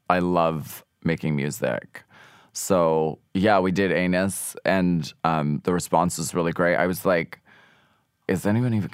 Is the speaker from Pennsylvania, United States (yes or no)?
yes; Pennsylvania, United States; And I'm from Pennsylvania, so like I could drink pretty much anyone under the table.